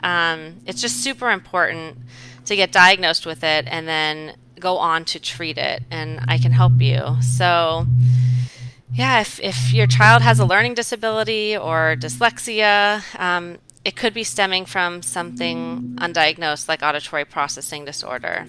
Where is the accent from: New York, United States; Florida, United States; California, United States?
Florida, United States; Southwest; also born or lived in Fairfax, Virginia / Washington, D.C.; my husband and I, decided to come back to my hometown of Southwest Florida in 2008